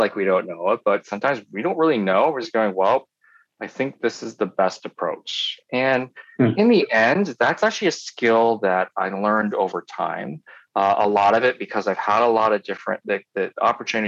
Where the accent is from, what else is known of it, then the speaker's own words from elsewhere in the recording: Poughkeepsie, New York, United States; now in Ann Arbor, United States; I grew up in New York State in a town called Poughkeepsie.